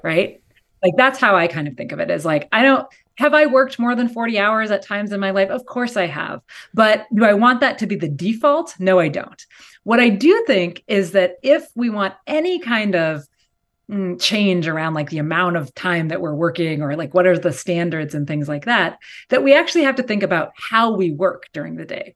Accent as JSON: {"language": "English", "area": "outside of Seattle", "region": "Washington", "country": "United States", "tie": "born or raised there", "moved": "yes", "lives_now": "California, United States", "said": "I grew up, um, in s, like, outside of Seattle in Washington State"}